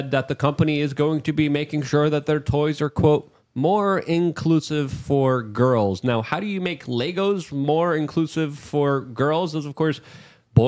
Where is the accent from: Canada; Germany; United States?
United States; New York City, New York; now in Florida, United States; I'm from New York City.